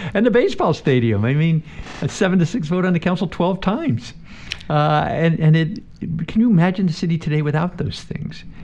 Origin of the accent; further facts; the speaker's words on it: Nanticoke, Pennsylvania, United States; moved away as an adult; also born or lived in Philadelphia, Pennsylvania / Pittsburgh, Pennsylvania; now in Washington, D.C., United States; I'm originally from Pennsylvania small town called Nanticoke, which is outside of Wilkes-Barre, Scranton, northeastern part of the state.